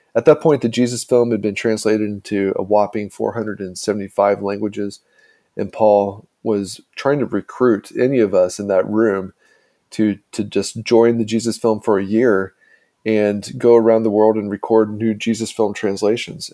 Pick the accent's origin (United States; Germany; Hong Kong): United States; Indiana; my small town in Indiana